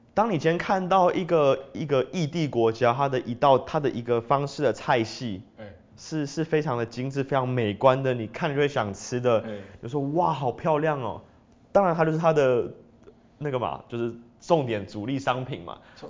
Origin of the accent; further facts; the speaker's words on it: Taiwan; moved away as an adult; also born or lived in France; 就是一个台湾人